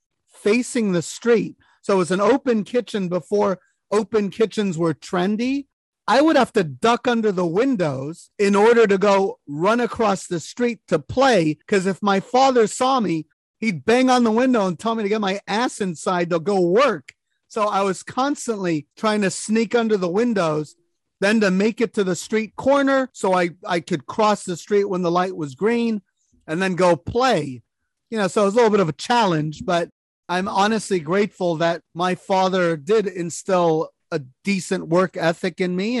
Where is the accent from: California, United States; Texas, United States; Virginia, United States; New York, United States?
California, United States; San Francisco; I was actually the only person in my family born in the United States, born here in San Francisco